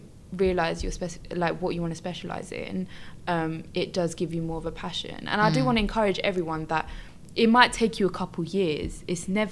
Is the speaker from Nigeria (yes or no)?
no; France; now in United Kingdom; I was born in France